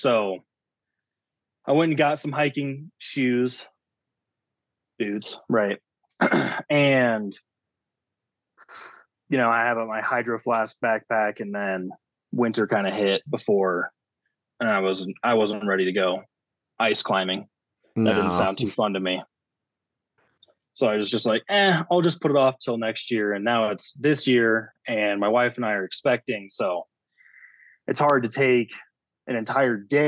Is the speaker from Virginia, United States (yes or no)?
no; Alaska, United States; growing up in Alaska, there's not a lot of textile manufacturers there